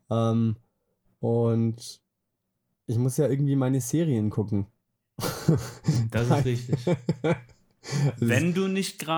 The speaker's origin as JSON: {"language": "German", "region": "Swabia", "country": "Germany", "said": "als Schwabe weiß man sowas, und dann weiß ich, ah, trinkst halt bloß ein kleines Wässerle."}